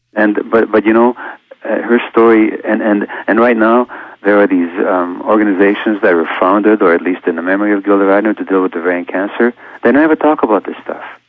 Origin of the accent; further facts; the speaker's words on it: Hungary; being born a Jewish infant uh, two months before the Nazis occupied my home country of Hungary